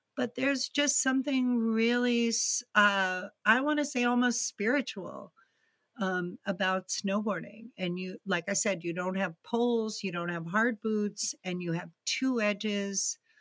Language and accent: English; Greenwich, Connecticut, United States; also born or lived in East Texas; we actually moved to Greenwich, Connecticut, which is outside New York City